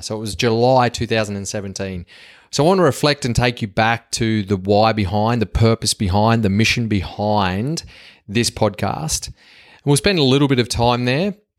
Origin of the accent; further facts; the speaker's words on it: Australia; accent: Yobo Aussie; my Yobo Aussie accent